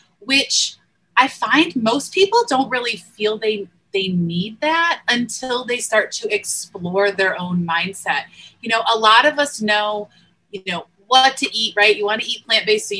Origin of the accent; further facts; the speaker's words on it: Northeast, United States; moved away; I grew up in the Northeast